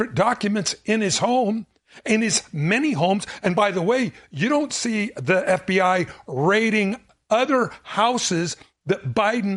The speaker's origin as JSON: {"language": "English", "region": "Southern California", "country": "United States", "tie": "born or raised there", "said": "I grew up in Southern California"}